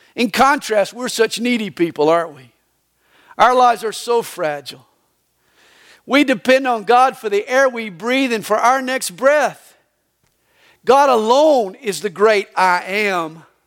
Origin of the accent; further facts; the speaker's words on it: the Bible Belt, the South, United States; now in Georgia, United States; I was raised in the Bible belt